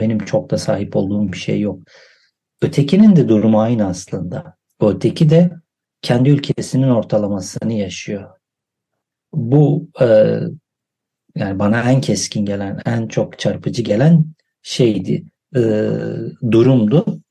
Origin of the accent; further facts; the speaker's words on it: Van, Turkey; also born or lived in Edirne; Van sınırında doğup büyüdüm.